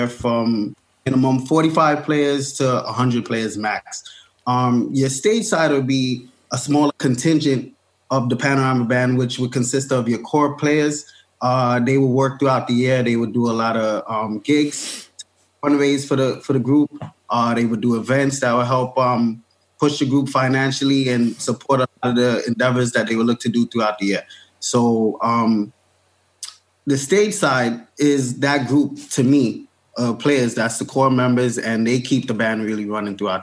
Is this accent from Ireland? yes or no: no; New York City, New York, United States; Born and raised in Brooklyn